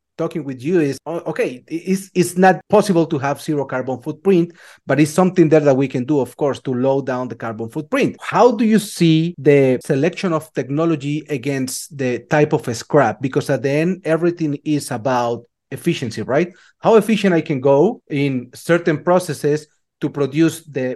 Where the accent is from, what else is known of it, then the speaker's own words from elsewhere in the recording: Colombia; moved away as an adult; now in United States; I started very, very, very young back in Colombia. I'm from Colombia.